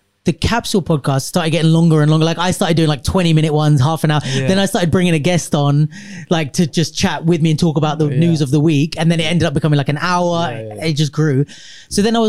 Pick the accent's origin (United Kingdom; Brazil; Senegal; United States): United Kingdom; London; I was born in London.